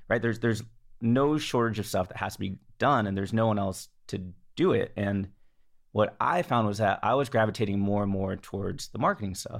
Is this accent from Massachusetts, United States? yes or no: no; the Bay Area, California, United States; also born or lived in Los Angeles, United States; I grew up in the Bay